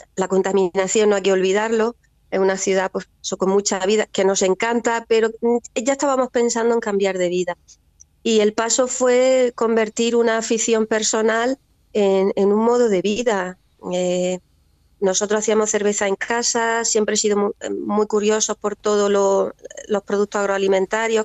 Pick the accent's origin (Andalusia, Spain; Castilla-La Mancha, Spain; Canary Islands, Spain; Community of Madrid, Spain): Andalusia, Spain; Almería; also born or lived in Fondón; somos nosotros de Almería y en Fondón en concreto, mis raíces familiares están en Fondón